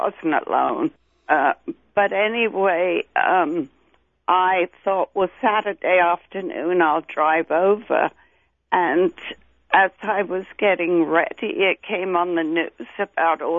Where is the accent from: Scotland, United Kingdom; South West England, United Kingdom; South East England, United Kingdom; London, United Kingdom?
London, United Kingdom; accent: Cockney; moved away; East End of London. I'm a Cockney.